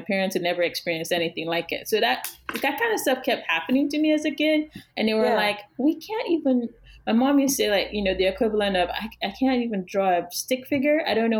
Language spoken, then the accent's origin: English; eastern Nigeria, Nigeria; And so those are the artists that we were at least exposed to as African Nigerian artists when I was in school